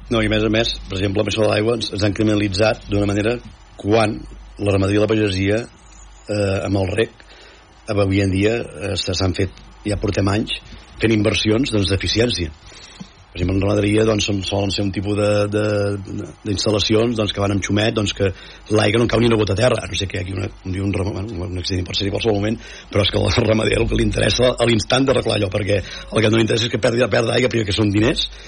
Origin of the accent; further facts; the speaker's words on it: Sallent, Catalonia, Spain; del meu poble no? de, de, de Sallent, de Cabrianes i Sallent